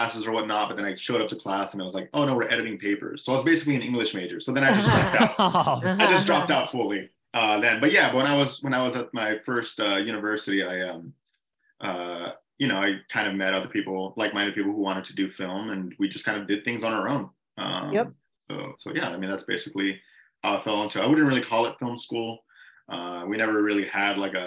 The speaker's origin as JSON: {"language": "English", "town": "Mission", "region": "Texas", "country": "United States", "also_born_or_lived": "San Antonio, Texas", "moved": "as an adult", "said": "I'm from Mission, Texas, which is a border town of Mexico."}